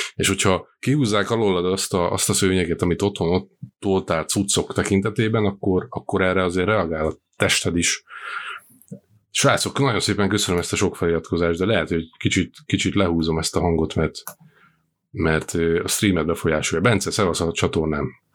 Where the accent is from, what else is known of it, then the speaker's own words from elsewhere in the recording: Slovakia; Szlovákiából származom